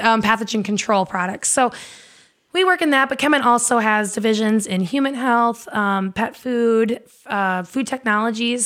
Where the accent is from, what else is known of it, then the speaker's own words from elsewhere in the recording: eastern Iowa, United States; I grew up in Iowa, in eastern Iowa on a farm